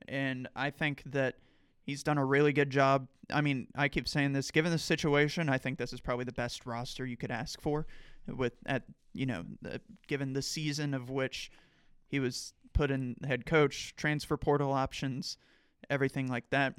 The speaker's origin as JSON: {"language": "English", "town": "Point Pleasant", "region": "West Virginia", "country": "United States", "tie": "born or raised there", "lives_now": "Morgantown, United States", "said": "a writer for the newspaper in my hometown"}